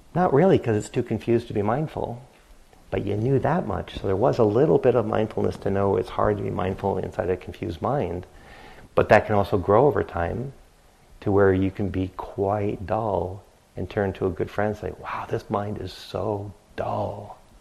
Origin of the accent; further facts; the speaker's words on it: New England, United States; growing up in New England